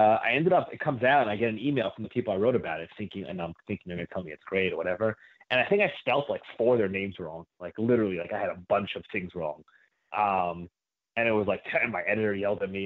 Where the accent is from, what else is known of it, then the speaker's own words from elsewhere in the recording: New Rochelle, New York, United States; I grew up in New Rochelle, which is a suburb of about a half hour north of Manhattan